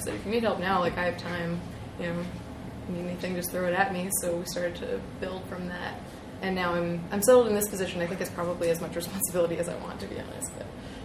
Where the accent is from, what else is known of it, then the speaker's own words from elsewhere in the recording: Toronto, Ontario, Canada; my hometown